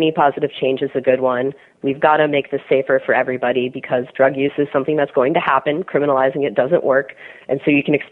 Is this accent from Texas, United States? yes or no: no; Washington, District of Columbia, United States; Washington, D.C. is my hometown